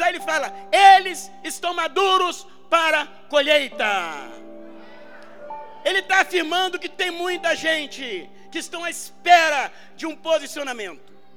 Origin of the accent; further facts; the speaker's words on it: Armação dos Búzios, Rio de Janeiro, Brazil; eu sou do interior do Rio, eu sou de Búzios